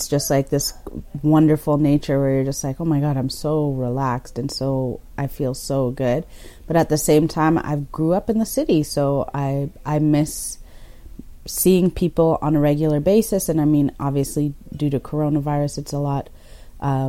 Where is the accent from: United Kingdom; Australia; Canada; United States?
Canada; Toronto, Ontario; also born or lived in Kenya; now in Caledon, Canada; grew up in Toronto